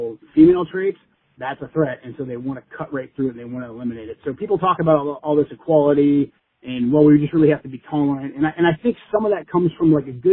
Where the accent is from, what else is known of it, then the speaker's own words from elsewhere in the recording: Portland, Oregon, United States; I grew up in Portland